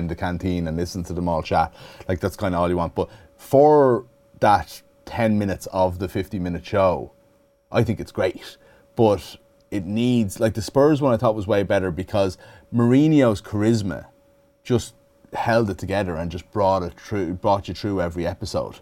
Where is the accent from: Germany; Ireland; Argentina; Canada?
Ireland; Dublin, Leinster; also born or lived in Clare; where I grew up in Dublin